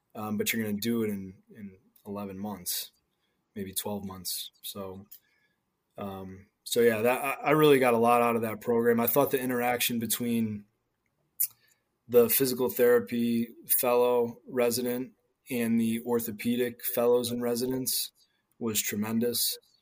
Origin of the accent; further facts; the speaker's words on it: New England, United States; I grew up in New England